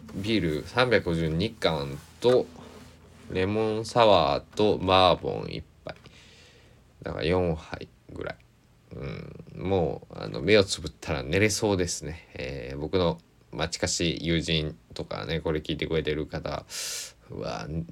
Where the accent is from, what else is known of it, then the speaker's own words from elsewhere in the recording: Kochi, Japan; 高知北高校、えー、定時制中間部っていうところに入って、えー、3年間過ごし